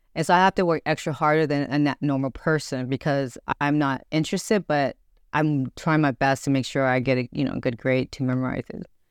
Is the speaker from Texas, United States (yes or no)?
yes; Grand Prairie, Texas, United States; also born or lived in Dallas; I was born and raised in Grand Prairie, but I was born in Dallas